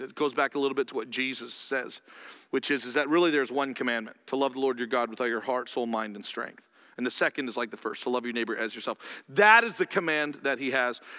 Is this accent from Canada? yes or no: yes; Canada; I'm Canadian